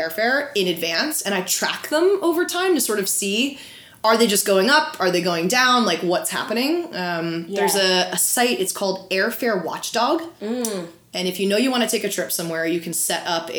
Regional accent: New Jersey, United States; now in California, United States

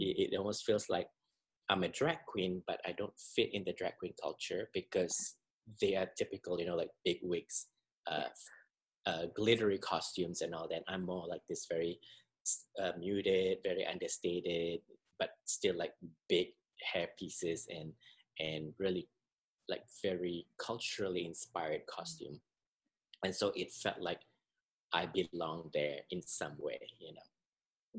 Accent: Singapore; moved away as an adult; I'm originally from Singapore, uh, born and raised, and I moved here in 1998

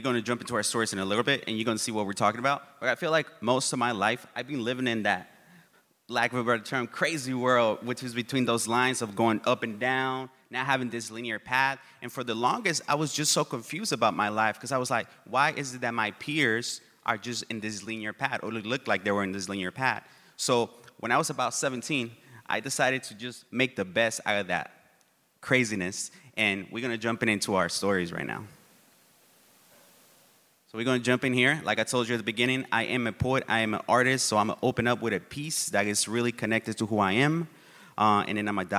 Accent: Oakland, California, United States; English is a second language; also born or lived in Uruapan, Michoacán, Mexico / Tucson, Arizona; I grew up in East Oakland, and I don't know if people are familiar with East Oakland, but it's a beautiful place, but it's also really tough.

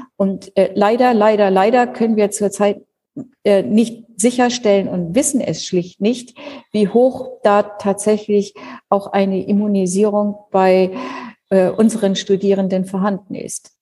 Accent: Schleswig-Holstein, Germany; moved away as an adult; also born or lived in Lower Saxony; now in Berlin, Germany; Ich bin tatsächlich in Schleswig-Holstein aufgewachsen, also dort natürlich auch geboren

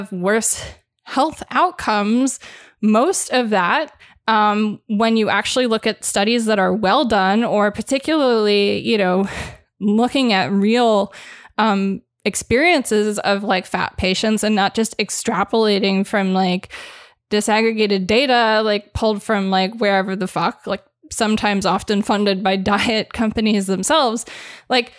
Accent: Los Angeles, California, United States; I grew up in Los Angeles, that town.

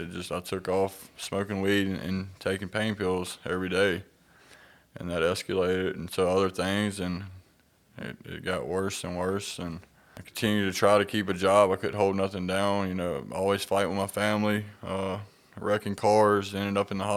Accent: Clarksdale, Mississippi, United States; So, yeah, I'm from Clarksdale, Mississippi. I grew up with a great childhood.

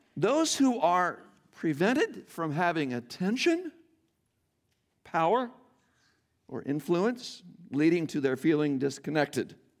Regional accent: Iowa, United States; moved away; I'm born and raised in Iowa, though most of my life I have lived elsewhere

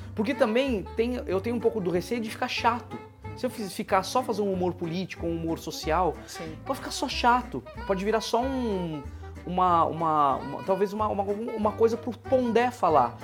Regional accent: Atibaia, São Paulo, Brazil; now in São Paulo, Brazil; eu nasci em Atibaia e eu estudei teatro lá, e é uma cidade interior

